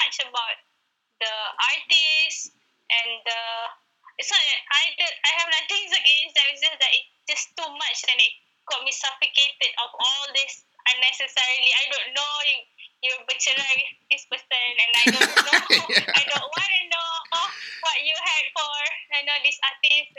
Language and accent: English; Malaysia; as Malaysian